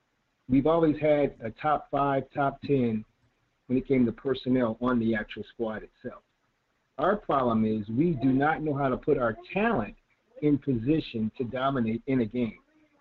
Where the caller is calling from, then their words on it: Rio de Janeiro, Brazil; Oh, man, I'm calling from Rio de Janeiro, man.